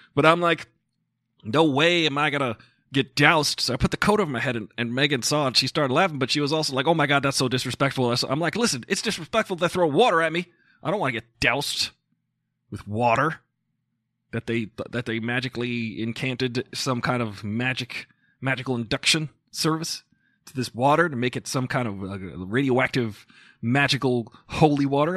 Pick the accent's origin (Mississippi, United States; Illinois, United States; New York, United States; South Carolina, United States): New York, United States; Smithtown; I'm from there